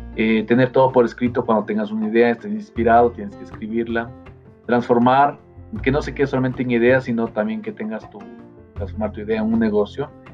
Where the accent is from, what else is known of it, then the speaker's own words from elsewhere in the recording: Ecuador; soy, em, de Ecuador